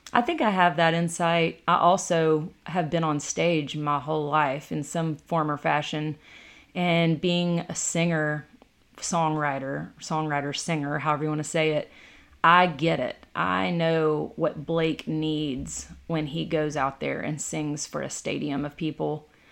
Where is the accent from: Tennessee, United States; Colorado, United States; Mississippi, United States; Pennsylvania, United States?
Tennessee, United States; Decatur County; also born or lived in Jackson, Tennessee; there's a little river cabin, real small, a eight hundred square foot river cabin that I grew up